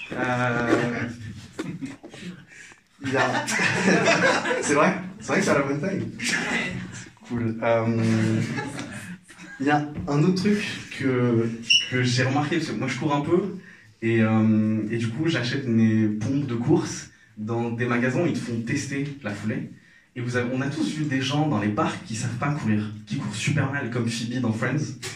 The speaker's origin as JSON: {"language": "French", "country": "Algeria", "lives_now": "Paris, France", "said": "Alors, euh, moi je suis algérien, je suis à Paris depuis pas longtemps. Et enfin, depuis quelques années."}